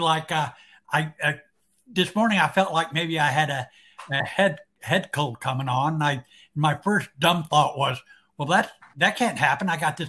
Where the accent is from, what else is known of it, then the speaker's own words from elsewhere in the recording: Dallas, Texas, United States; born there; I was actually born in Dallas, Texas.